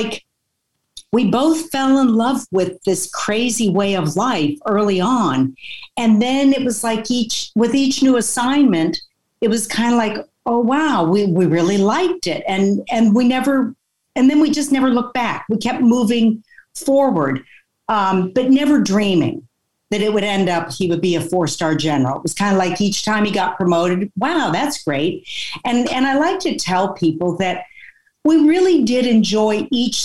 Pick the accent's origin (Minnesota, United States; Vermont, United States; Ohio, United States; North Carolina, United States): Vermont, United States; moved away; I grew up in Vermont